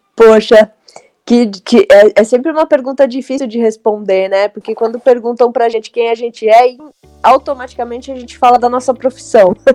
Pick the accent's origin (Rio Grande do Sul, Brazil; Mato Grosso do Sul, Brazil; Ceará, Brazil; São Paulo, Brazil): São Paulo, Brazil; eu nasci em 1980, na Zona Leste, eu sou de Itaquera.